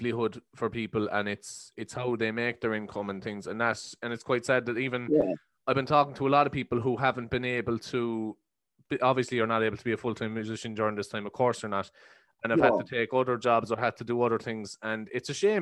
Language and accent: English; Ireland; being Irish